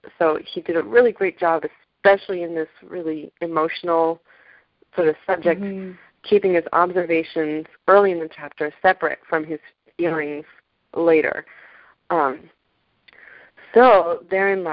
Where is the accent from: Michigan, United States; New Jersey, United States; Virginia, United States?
Virginia, United States; near Colonial Williamsburg; I grew up near Colonial Williamsburg